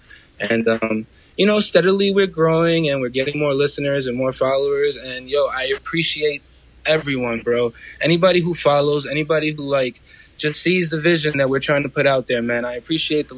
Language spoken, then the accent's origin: English; New York City, New York, United States; I was born in El Barrio, New York, which is Spanish Harlem